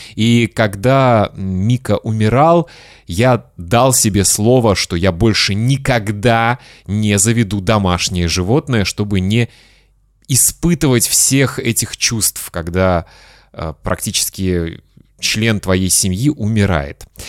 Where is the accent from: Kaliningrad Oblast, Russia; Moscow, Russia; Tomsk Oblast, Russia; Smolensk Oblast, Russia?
Kaliningrad Oblast, Russia; Kaliningrad; мой родной город Калининград